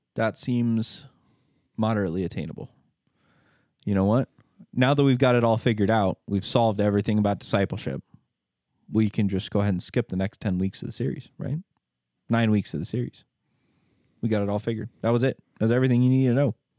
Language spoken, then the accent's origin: English; Hagerman, Idaho, United States; I was from Hagerman